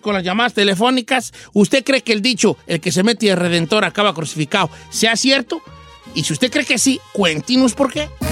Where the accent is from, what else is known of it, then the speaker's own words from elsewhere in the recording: Mexico; also born or lived in the north (United States); now in United States; en México, en mi rancho